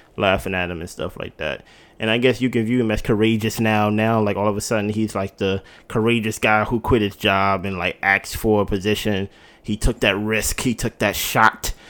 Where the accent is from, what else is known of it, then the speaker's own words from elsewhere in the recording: Jersey City, New Jersey, United States; I'm from the East Coast. I'm from Jersey